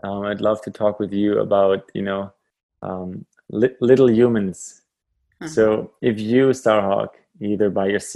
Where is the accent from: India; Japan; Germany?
Germany; moved away as an adult; now in Canada; as a kid growing up in Germany